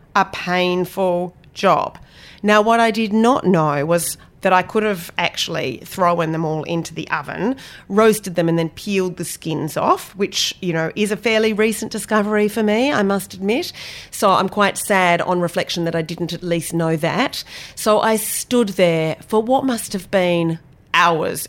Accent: Australia; moved away; also born or lived in London / Cape Cod; I come from Australia

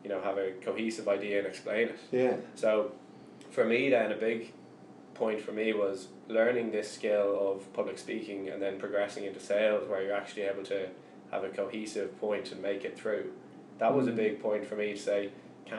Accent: Ireland; as Irish people

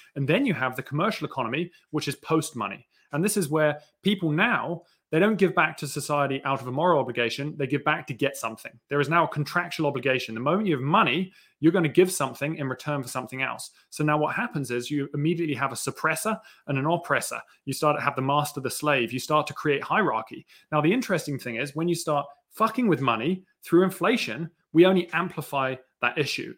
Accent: New Zealand; accent: New Zealand British; so I grew up in New Zealand. I've got, like, a bit of a New Zealand British accent.

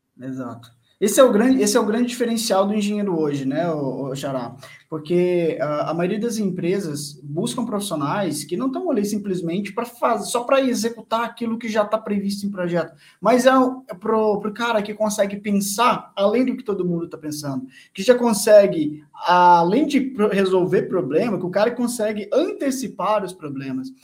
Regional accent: Bom Despacho, Minas Gerais, Brazil; moved away; na cidade onde eu morava, onde eu nasci, em Bom Despacho, Minas

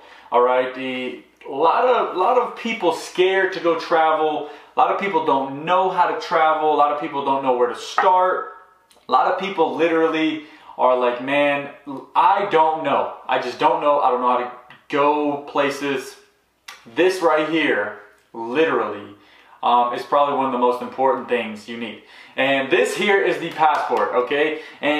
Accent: United States; growing up, I mean, I grew up here in America

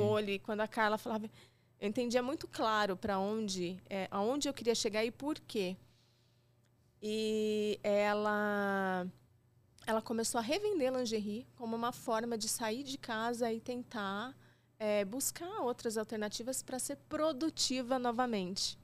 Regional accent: 000 in southern Minas Gerais, Brazil; Eu sou de uma cidade de Minas, de 15 mil habitantes, no sul de Minas

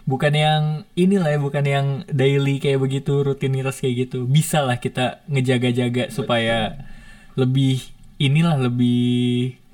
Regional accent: Depok, West Java, Indonesia; aku nih ketika balik ke Depok ke daerah aku itu tuh

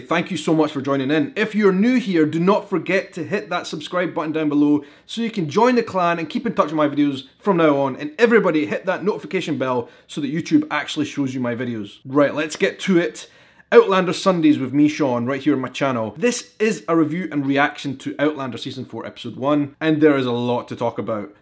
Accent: Edinburgh, Scotland, United Kingdom; I am a vlogger from Edinburgh in Scotland

